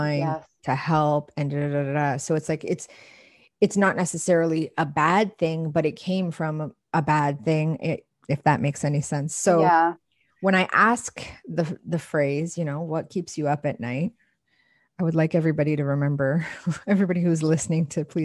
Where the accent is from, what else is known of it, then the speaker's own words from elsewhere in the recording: Canada; I'm Canadian